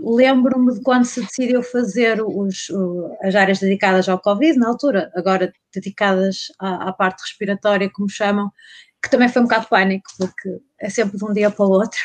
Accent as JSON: {"language": "Portuguese", "region": "North", "country": "Portugal", "moved": "as an adult", "said": "eu sou do Norte, vim para Alberca"}